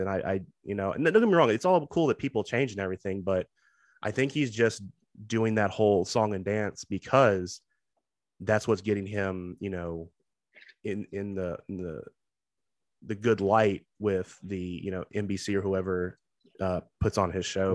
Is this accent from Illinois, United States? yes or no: no; Texas, United States; someone who is born and raised in Texas